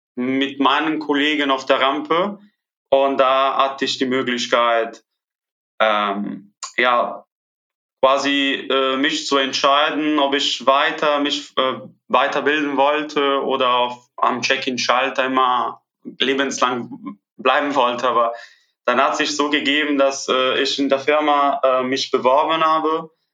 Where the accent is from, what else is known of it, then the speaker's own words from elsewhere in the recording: Italy; first language Italian; German is a second language; moved away as an adult; now in Cologne, Germany; ich komme natürlich aus Italien, Italienisch ist meine Muttersprache